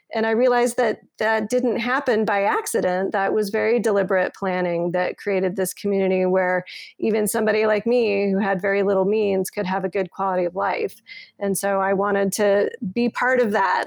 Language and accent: English; Colorado Springs, Colorado, United States; moved away as an adult; also born or lived in Toronto; now in Denver, United States; I grew up in Colorado Springs